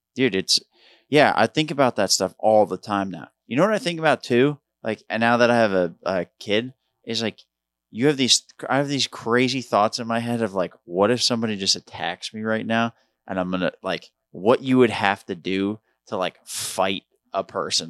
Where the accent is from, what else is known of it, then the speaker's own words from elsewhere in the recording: Long Island, New York, United States; moved away; I grew up on Long Island